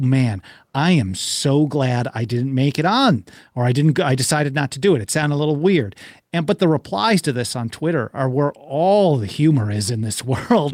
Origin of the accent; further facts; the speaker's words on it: Milwaukee, Wisconsin, United States; I grew up in Milwaukee